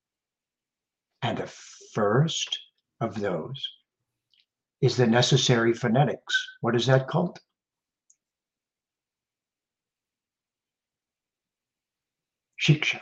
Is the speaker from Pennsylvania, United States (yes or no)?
no; Detroit, Michigan, United States; just a young man growing up in the Detroit area.